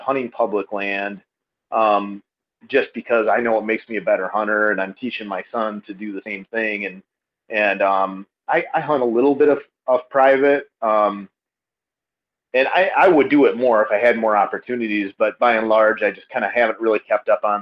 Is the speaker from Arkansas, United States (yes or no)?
no; Grand Rapids, Michigan, United States; moved away as an adult; now in Greenville, United States; we live up in the Greenville area, but I'm from Grand Rapids, northeast side of Grand Rapids